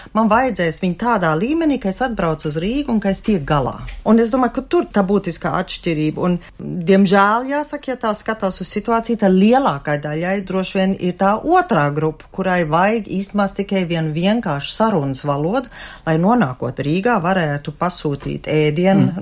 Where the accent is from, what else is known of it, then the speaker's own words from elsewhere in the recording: Germany; moved away as an adult; now in Latvia; es augot Vācijā, latviski īstenībā nelietoju